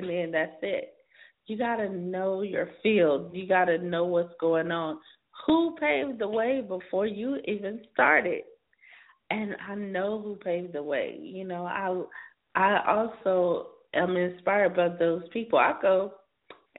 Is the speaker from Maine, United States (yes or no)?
no; South Carolina, United States; now in California, United States; I'm in California now, but I'm from South Carolina